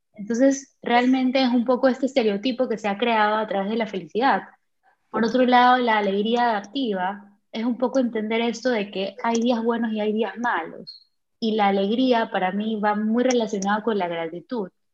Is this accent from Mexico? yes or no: no; Ecuador; now in Germany; vivo en Alemania, pero soy de Ecuador